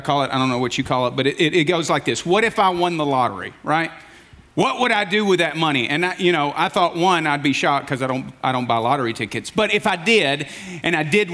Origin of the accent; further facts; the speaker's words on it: Alabama, United States; moved away; I grew up in Alabama